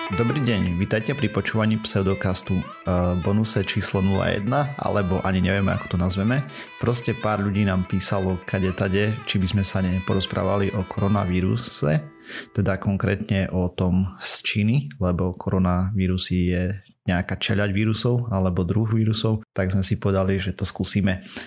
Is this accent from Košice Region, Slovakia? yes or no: yes; Košice, Košice Region, Slovakia; Ja som Slovák takýto, tu v Košiciach zaprdený.